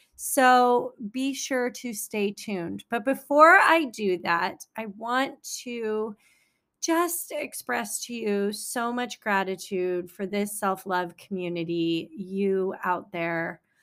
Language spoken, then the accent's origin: English; San Francisco Bay Area, California, United States; also born or lived in China; now in Los Angeles, United States; I grew up in the San Francisco Bay Area.